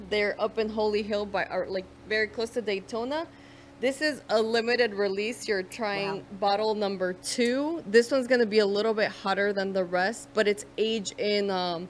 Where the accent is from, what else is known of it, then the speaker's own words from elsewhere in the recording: Ecuador; moved away; Originally from Ecuador.